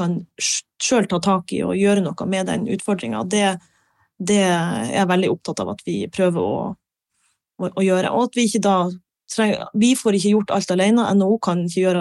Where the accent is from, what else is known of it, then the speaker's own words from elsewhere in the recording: Harstad, Troms, Norway; når jeg flytta fra Harstad, så var ikke tanken min nødvendigvis at jeg skulle tilbake til Nord-Norge.